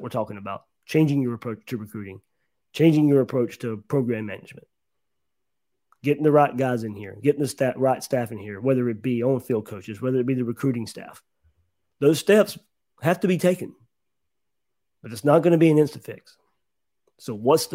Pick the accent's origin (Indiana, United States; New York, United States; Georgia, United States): Georgia, United States; I grew up in Georgia.